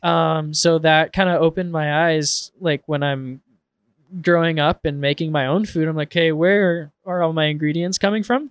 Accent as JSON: {"language": "English", "town": "Portland", "region": "Oregon", "country": "United States", "tie": "born or raised there", "said": "growing up in Portland"}